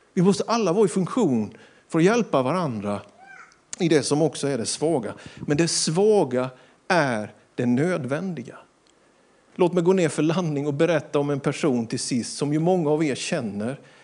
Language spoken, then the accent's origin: Swedish; Sweden; Vi är svenskar, vi bor i Sverige